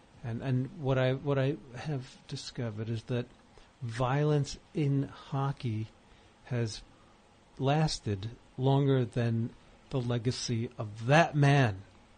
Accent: Bronx, New York, United States; born or raised there

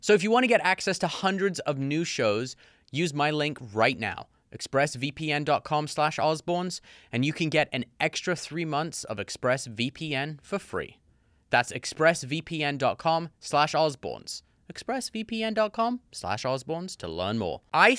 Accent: United States; I'm very American.

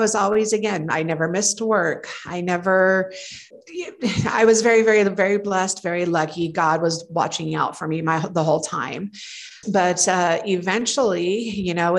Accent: Torrance, California, United States; moved away as an adult; now in Denver, United States; I grew up in Torrance, California

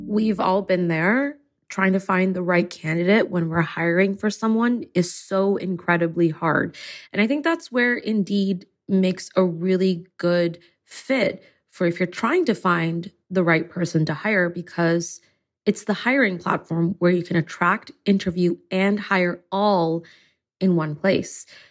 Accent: Singapore; moved away; I grew up in Singapore

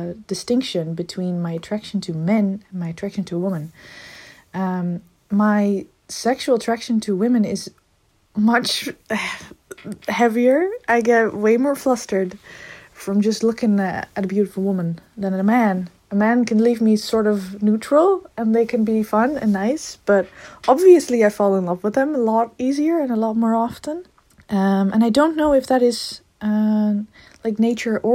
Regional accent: Netherlands; I am from the Netherlands, so that might be a little bit different than the States. I am from a decently big city

